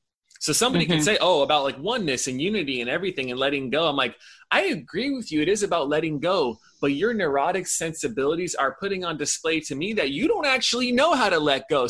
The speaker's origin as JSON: {"language": "English", "town": "Temple City", "region": "California", "country": "United States", "tie": "born or raised there", "said": "I was born in Temple City"}